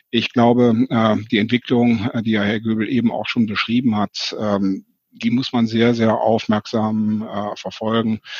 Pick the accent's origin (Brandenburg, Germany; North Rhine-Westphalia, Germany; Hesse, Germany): North Rhine-Westphalia, Germany; Mönchengladbach; in Mönchengladbach äh, bin ich äh, aufgewachsen, beziehungsweise im Umland. Und da konnte man international shoppen. Also sowohl in Mönchengladbach als auch in Romont.